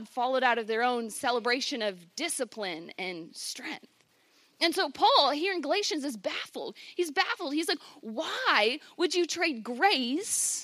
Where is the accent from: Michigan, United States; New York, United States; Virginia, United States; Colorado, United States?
Virginia, United States; I grew up on the Chesapeake Bay in Virginia with my family